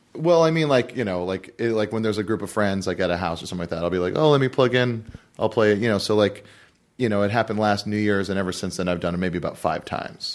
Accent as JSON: {"language": "English", "region": "Hawaii", "country": "United States", "tie": "born or raised there", "moved": "yes", "lives_now": "Los Angeles, United States", "said": "I'm from Hawaii."}